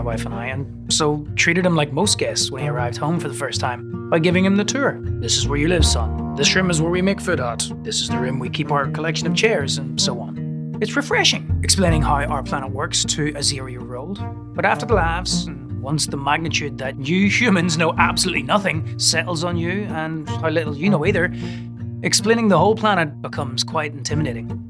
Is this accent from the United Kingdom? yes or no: yes; Northern Ireland, United Kingdom; where I was growing up in Northern Ireland